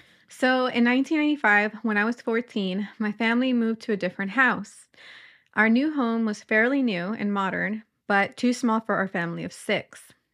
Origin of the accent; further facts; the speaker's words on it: Northern Ireland, United Kingdom; I'm from Northern Ireland.